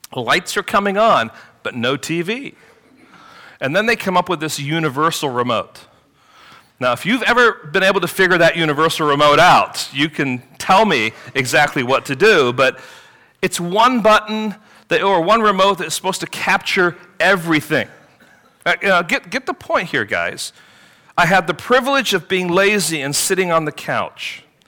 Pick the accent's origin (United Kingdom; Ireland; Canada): United Kingdom; England; growing up in England